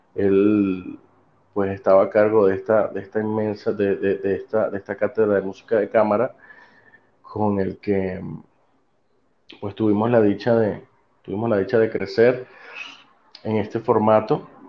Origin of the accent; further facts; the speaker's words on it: Venezuela; moved away; mi formación fue en mi país, mi país Venezuela, eh, mi país de origen